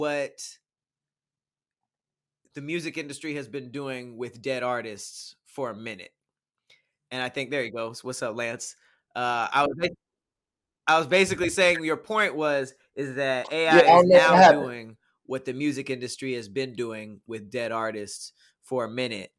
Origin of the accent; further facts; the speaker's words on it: Los Angeles, California, United States; I'm from Los Angeles